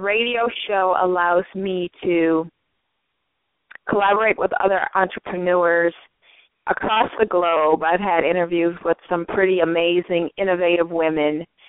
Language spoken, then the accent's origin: English; St. Paul, Minnesota, United States; moved away as an adult; now in Los Angeles, United States; I am from the Twin Cities, St. Paul, Minnesota